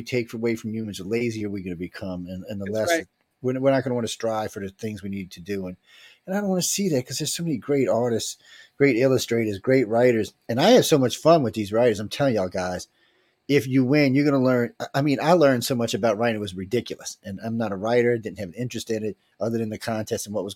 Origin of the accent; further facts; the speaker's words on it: Cajun, Louisiana, United States; accent: Cajun; my Kuyon accent